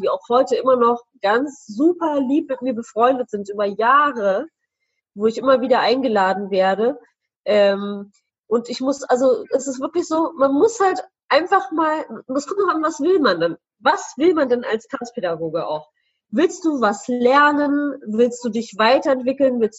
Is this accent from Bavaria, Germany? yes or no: no; Celle, Lower Saxony, Germany; ich komme ja aus dem Städtchen äh, Celle, wie du ja weißt